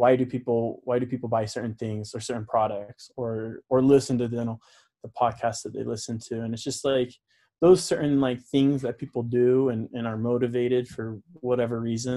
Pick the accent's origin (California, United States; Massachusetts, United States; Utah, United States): Utah, United States; also born or lived in Florida; I was born in Florida, grew up mostly in Utah